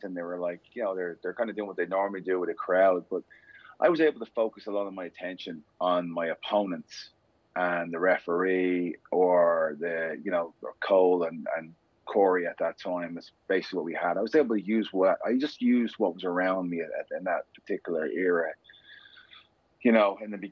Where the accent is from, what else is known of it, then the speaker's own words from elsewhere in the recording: Dublin, Leinster, Ireland; I grew up in inner city Dublin. I grew up in Cabra.